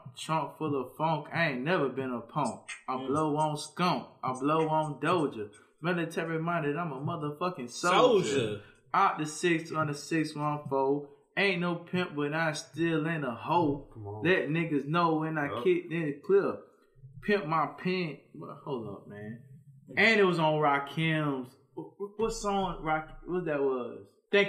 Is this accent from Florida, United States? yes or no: no; Louisiana, United States; obviously because I'm from Louisiana